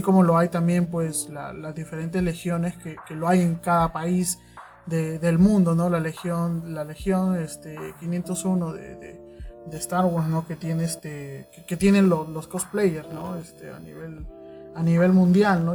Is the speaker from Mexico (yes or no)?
no; Callao, Peru; Jules y yo somos del Callao, y como chalacos